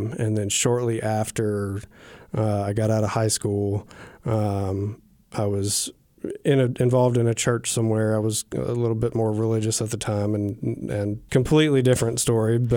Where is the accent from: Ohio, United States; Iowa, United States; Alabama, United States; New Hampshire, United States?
Alabama, United States; Huntsville; also born or lived in Atlanta; I am from Huntsville, Alabama